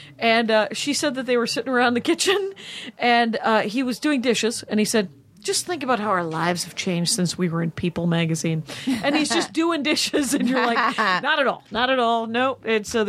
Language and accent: English; Wisconsin, United States; I mentioned that I was from Wisconsin, as I often do.